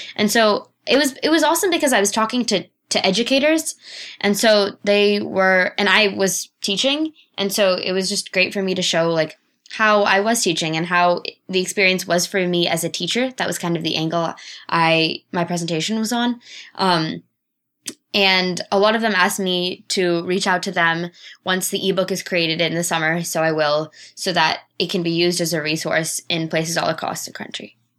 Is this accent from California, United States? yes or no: yes; Los Altos Hills, California, United States; also born or lived in Bangalore, India; I grew up in Los Altos Hills, California